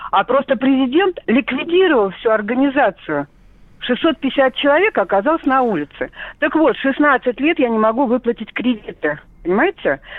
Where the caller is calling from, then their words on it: Kazan, Tatarstan, Russia; Добрый день, да … я из Казани.